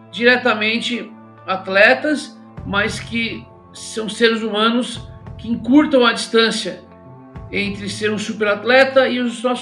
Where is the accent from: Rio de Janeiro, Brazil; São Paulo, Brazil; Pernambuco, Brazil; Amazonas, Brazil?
São Paulo, Brazil; Eu sou morador, eu nasci e vivi aqui no Capão Redondo, é, sempre fui um amante dos esportes